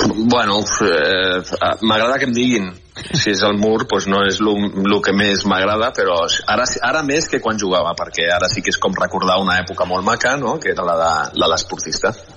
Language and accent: Catalan; Spain; com a jugador espanyol